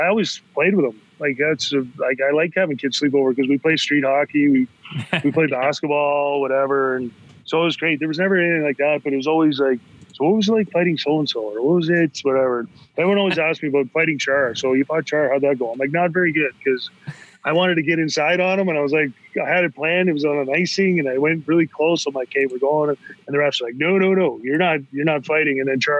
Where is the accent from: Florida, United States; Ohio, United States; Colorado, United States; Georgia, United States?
Florida, United States; Tampa; we grew up in Tampa